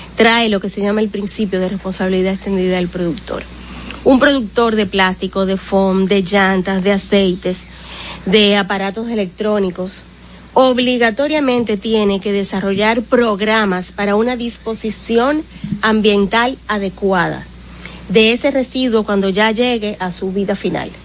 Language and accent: Spanish; Dominican Republic; como dominicanos